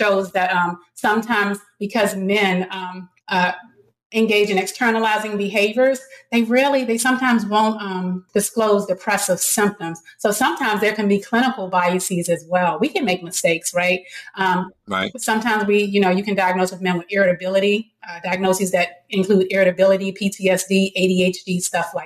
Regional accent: Washington, District of Columbia, United States; I grew up in Washington, D.C. In a middle class neighborhood.

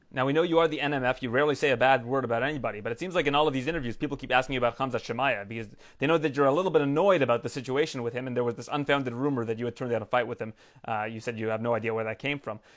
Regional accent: Canada; as a Canadian

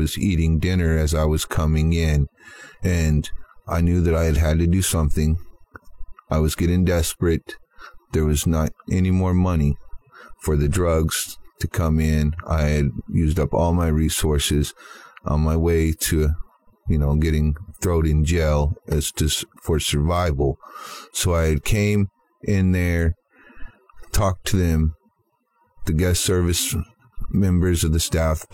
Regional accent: Kansas City, Missouri, United States; moved away as an adult; now in Miami, United States; I had left Kansas City, where I was from. That is my hometown, Kansas City, Missouri

